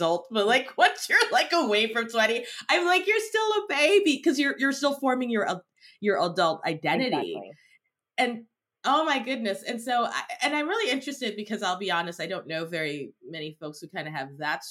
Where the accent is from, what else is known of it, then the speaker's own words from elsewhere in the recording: Cameroon; moved away; I grew up in Cameroon.